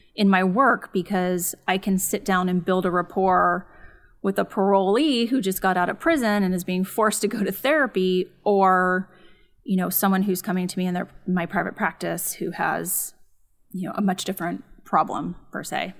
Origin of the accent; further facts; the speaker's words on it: San Dimas, California, United States; grew up in San Dimas, which is, um, suburb of L